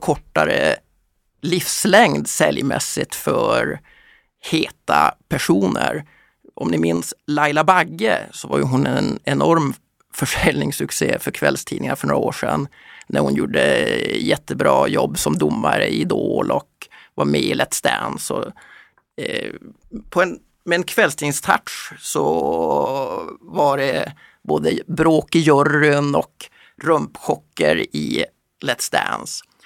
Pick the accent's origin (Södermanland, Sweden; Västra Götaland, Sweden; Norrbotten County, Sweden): Norrbotten County, Sweden; Kiruna; När jag växte upp i Kiruna